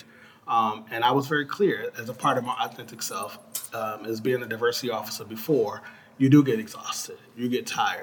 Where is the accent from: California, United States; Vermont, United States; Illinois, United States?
Illinois, United States; Chicago; I'm from Chicago. Poor kid growing up on the south side of Chicago, extended family.